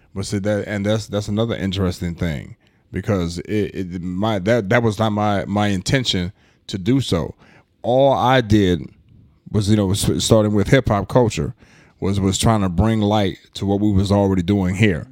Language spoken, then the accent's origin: English; Omaha, Nebraska, United States; also born or lived in East St. Louis, Illinois; I'm not originally from Omaha, but I've been here all my life, so I am a resident of Omaha.